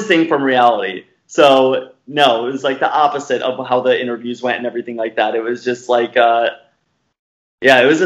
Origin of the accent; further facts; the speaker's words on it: Arizona, United States; from the West, you know, I'm from Arizona, right next to California